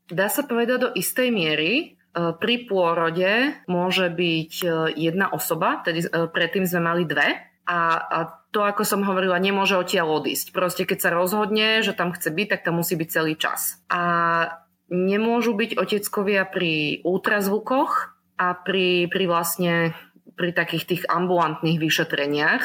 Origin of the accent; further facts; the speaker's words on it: Slovakia; accent: Slovak; moved away as an adult; now in Norrköping, Sweden; Ja som zo Slovenska odišla v roku 2018